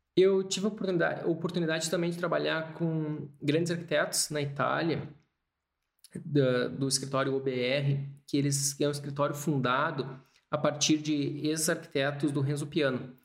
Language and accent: Portuguese; Brazil; moved away as an adult; also born or lived in England; eu era brasileiro